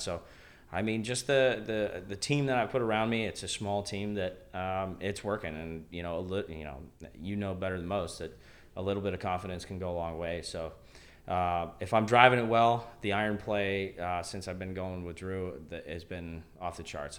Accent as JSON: {"language": "English", "region": "Northeastern Ohio", "country": "United States", "tie": "born or raised there", "also_born_or_lived": "Canada", "said": "everything that I know is Northeastern Ohio. I'm, I'm a U S guy"}